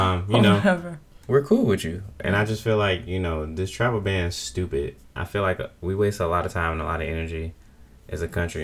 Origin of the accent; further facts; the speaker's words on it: United States; as an American.